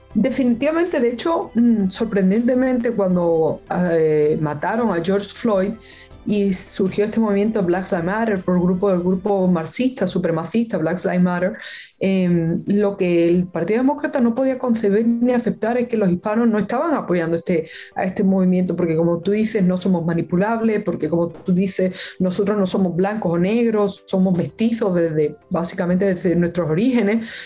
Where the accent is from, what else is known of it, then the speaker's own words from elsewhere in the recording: Spain; now in Miami, United States; yo que soy española